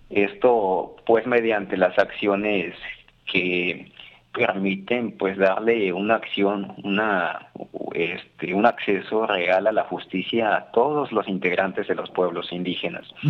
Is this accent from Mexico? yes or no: yes; Veracruz, Mexico; aquí en nuestro estado mexicano, en Veracruz